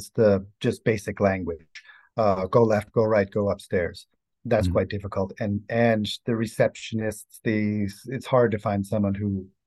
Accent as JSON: {"language": "English", "town": "Boston", "region": "Massachusetts", "country": "United States", "moved": "as an adult", "lives_now": "Bratislava, Slovakia", "said": "I'm from the United States, from Boston"}